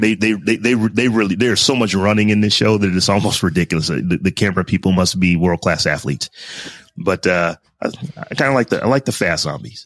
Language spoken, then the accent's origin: English; Warren, Ohio, United States; now in Columbus, United States; I am from Warren, Ohio